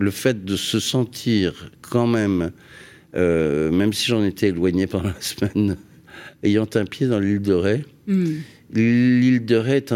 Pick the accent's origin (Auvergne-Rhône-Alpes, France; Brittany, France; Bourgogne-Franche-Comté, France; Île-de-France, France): Île-de-France, France; Paris; also born or lived in Massy-Palaiseau; Je suis né à Neuilly, c'est-à-dire euh, kiff kiff.